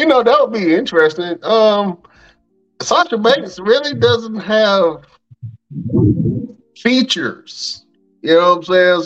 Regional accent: the South, United States; I'm from the South.

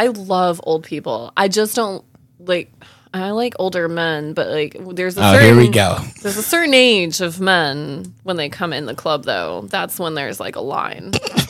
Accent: California, United States; now in Tulsa, United States; I don't understand why my mom didn't like it here in Tulsa, but I love it here. And I'm originally from California.

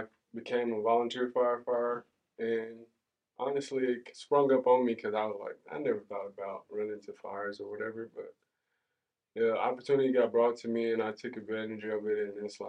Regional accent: Oklahoma City, Oklahoma, United States; moved away as an adult; now in Tahlequah, United States; I'm originally from Oklahoma City. Moved up to Tahlequah in 2012 when I took a scholarship to play football here at NSU.

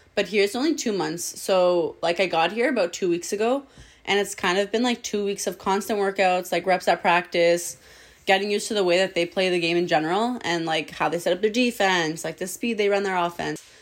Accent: Toronto, Ontario, Canada; moved away as an adult; now in Manila, Philippines; I'm from Etobicoke, Ontario

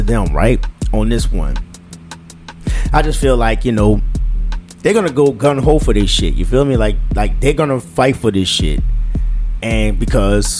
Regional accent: United States; I'm American

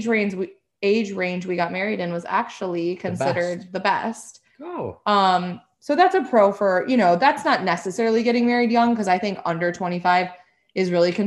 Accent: Appleton, Wisconsin, United States; now in Chicago, United States; move back to my hometown

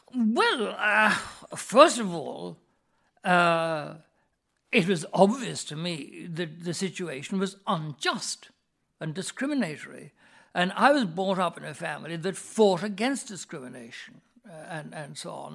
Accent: Ireland; my mother's family had been in this country for several thousand years

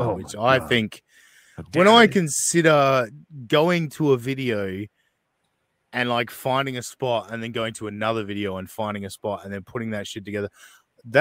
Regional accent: Australia; I'm Australian

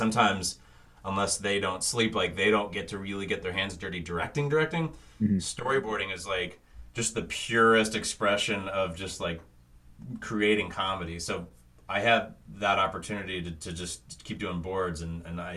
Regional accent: Thousand Oaks, California, United States; I'm from Thousand Oaks, which is like a suburb outside of LA. Mm-hmm. It's funny, like basically growing up near

